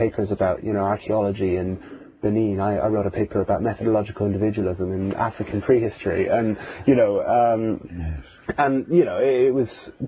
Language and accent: English; Ireland; also born or lived in Cork; I grew up in Catholic Ireland